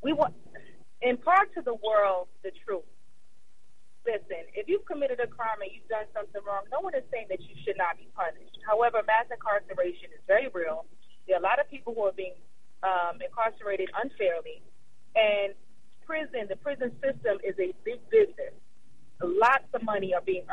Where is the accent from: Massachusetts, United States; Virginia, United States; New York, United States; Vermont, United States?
New York, United States; New York City; I'm from Brooklyn, which is about a few miles away from there. So it's right next door. But, yeah, I'm from New York.